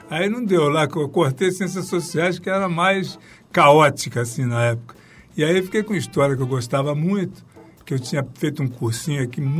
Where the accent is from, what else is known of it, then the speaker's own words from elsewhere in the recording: Santos, São Paulo, Brazil; also born or lived in Rio de Janeiro; Eu sou nascido lá, nascido em Santos e fico acostumado na praia, né?